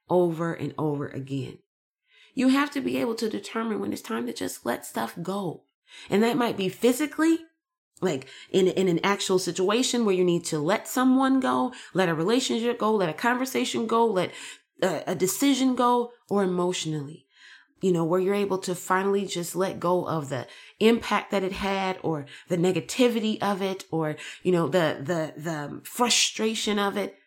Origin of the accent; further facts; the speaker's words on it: United States; I'm American